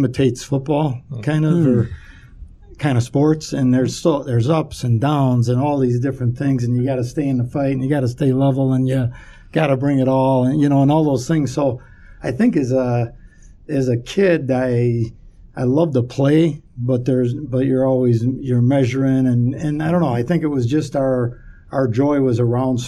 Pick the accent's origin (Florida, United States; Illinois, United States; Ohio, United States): Illinois, United States; Chicago; I grew up in Chicago, Southwest Side